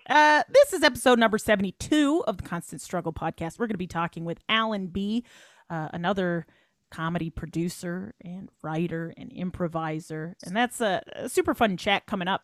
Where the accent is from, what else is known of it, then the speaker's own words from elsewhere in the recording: Welland, Ontario, Canada; moved away as an adult; also born or lived in Toronto; we're from Welland